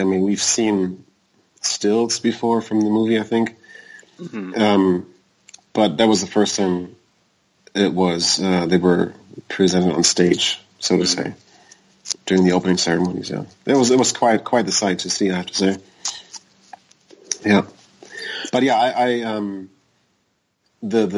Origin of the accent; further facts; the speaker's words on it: Germany; moved away as an adult; now in United States; I was born in Germany. I moved to the U.S. 10 years ago.